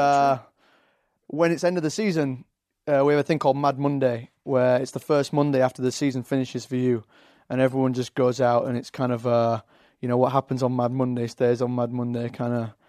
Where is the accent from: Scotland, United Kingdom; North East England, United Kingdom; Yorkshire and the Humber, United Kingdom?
Yorkshire and the Humber, United Kingdom; Leeds; accent: Yorkshire; now in London, United Kingdom; I've got a Yorkshire accent, Leeds, uh, up in the north.